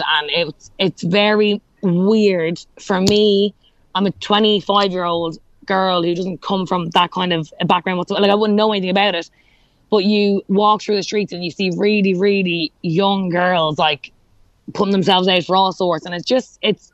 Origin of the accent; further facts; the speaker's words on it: Ireland; accent: Irish; my Irish accent